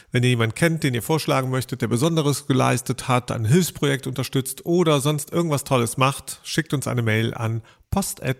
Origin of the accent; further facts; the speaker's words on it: Germany; wir sind ja auch Deutsche letztlich